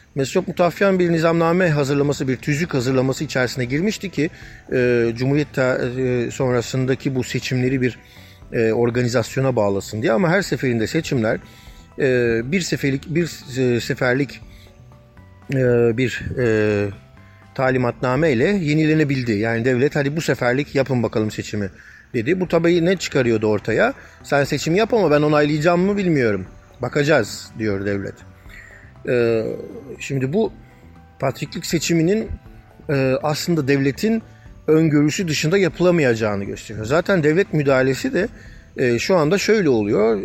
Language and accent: Turkish; Turkey; moved away as an adult; now in Brussels, Belgium; Ermeni toplumunun içerisinden yetişmiş biri olarak sonuçta Ermeni okullarında büyüdüm